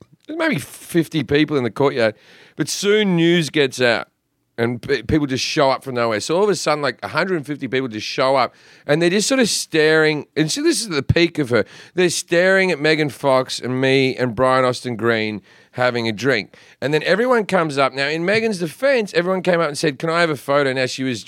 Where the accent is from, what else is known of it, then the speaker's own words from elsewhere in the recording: Australia; moved away as an adult; now in United States; as an Australian who had been in the country for about 6 months